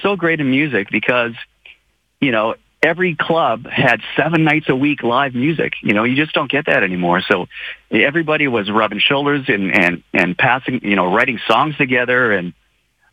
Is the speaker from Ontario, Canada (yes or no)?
no; Moose Jaw, Saskatchewan, Canada; moved away as an adult; now in United States; I'm just from Moose Jaw. You know, I'm just this kid that played hockey in, you know, in Moose Jaw and had a musical family.